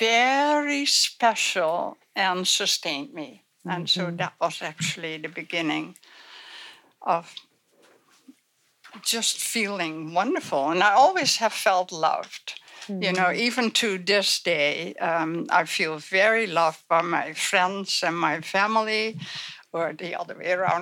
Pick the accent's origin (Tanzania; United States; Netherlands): Netherlands; I was born in Holland before the war, the Second World War